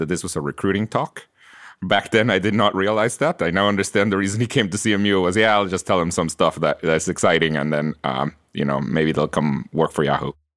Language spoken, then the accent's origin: English; Guatemala; English is a second language; moved away as an adult; now in United States; I was born in Guatemala and I, I grew up there and I came to college here in the US